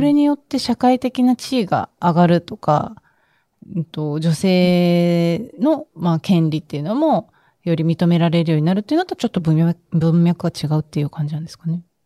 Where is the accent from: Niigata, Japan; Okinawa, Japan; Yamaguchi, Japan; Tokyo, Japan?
Okinawa, Japan; 私も出身沖縄